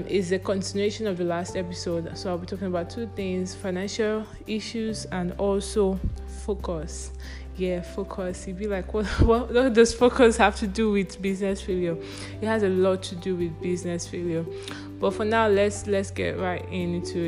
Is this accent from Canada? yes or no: no; Nigeria; I'm a Nigerian.